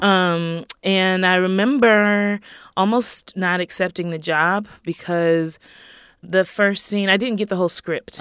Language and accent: English; Greenville, South Carolina, United States; I grew up in Greenville, South Carolina